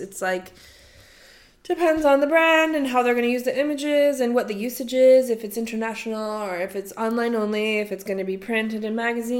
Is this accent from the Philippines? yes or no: no; Canada; moved away as an adult; also born or lived in Toronto / Los Angeles; now in London, United Kingdom; I lived there till 18 only.